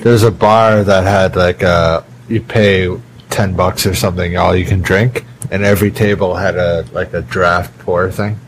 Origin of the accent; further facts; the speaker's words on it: Canada; moved away as an adult; now in Korea; Back home in Canada